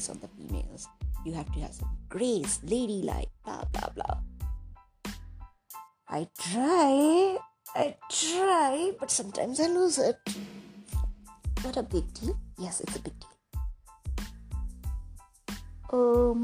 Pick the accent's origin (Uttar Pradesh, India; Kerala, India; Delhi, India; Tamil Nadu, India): Uttar Pradesh, India; Kanpur; my hometown, Kanpur